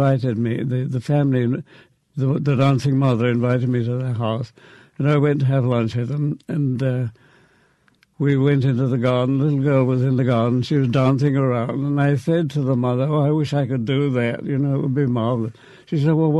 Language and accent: English; Bedford, East of England, United Kingdom; moved away as an adult; now in Mississippi, United States; I grew up in a town called Bedford, which is 50 miles north of London.